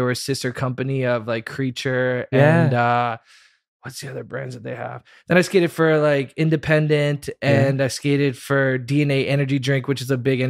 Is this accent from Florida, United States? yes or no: yes; Merritt Island, Florida, United States; also born or lived in Orlando; So I was born in Orlando, Florida, okay. And then I moved to Merritt Island, Florida, which is by like Cocoa Beach.